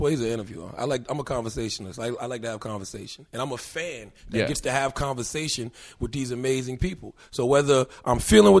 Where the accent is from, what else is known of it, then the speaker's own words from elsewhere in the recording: Moncks Corner, South Carolina, United States; moved away as an adult; also born or lived in Charleston, South Carolina; Well, Monk's Corner, South Carolina. I was born in Charleston, raised in a small town called Monk's Corner. Population less than 8,000. Berkeley High School.